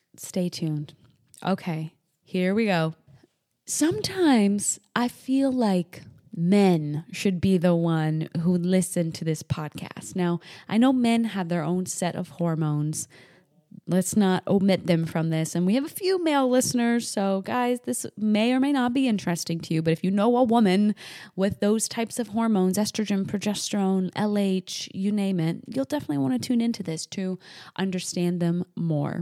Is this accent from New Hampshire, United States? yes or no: yes; New Hampshire, United States; moved away as an adult; also born or lived in the Carolinas; I moved from New Hampshire, where I was raised, down to the Carolinas